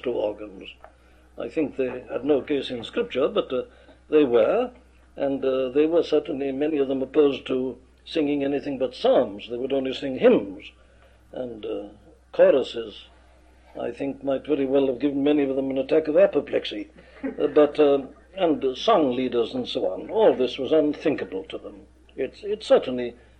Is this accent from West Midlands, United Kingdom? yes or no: no; Wales, United Kingdom; my home country, Wales